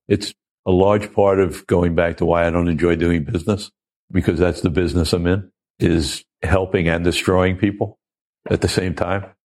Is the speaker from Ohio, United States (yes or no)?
no; Oceanside, New York, United States; I'm a kid from Oceanside, Long Island